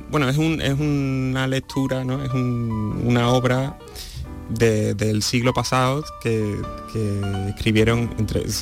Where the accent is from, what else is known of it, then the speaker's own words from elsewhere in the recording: Seville, Andalusia, Spain; la, eso, la institución que, conforma ya Teatro de la Maestranza, junto con el hecho de que sea el, de mi ciudad natal, pues